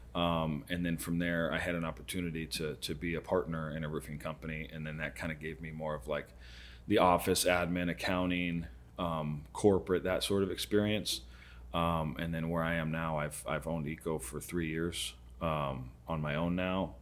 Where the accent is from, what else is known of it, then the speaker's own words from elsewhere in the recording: Arizona, United States; I've been roofing in Arizona for twenty-five years, so almost my whole life.